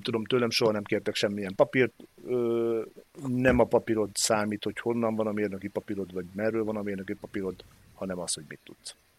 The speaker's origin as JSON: {"language": "Hungarian", "country": "Hungary", "said": "nagyon büszkén vallottam magam magyarnak mindig is"}